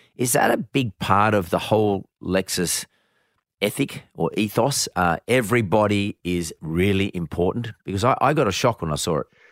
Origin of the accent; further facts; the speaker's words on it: Bankstown, New South Wales, Australia; growing up in Banks Town